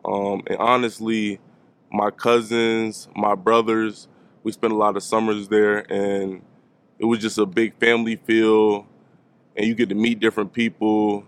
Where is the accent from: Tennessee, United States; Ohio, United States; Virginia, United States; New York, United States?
Virginia, United States; Tidewater area; moved away as an adult; now in Blacksburg, United States; I grew up in the Tidewater area, Norfolk, Portsmouth, Van, Suffolk